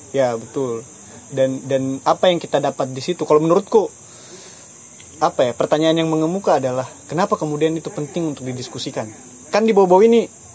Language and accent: Indonesian; Baubau, Southeast Sulawesi, Indonesia; saya orang bau-bau sini, tapi orang tua saya asli Kaledupa dua-duanya